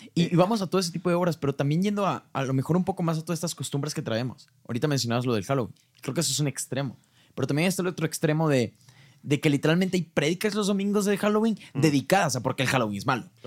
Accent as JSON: {"language": "Spanish", "country": "Mexico", "said": "yo, soy muy mexicano."}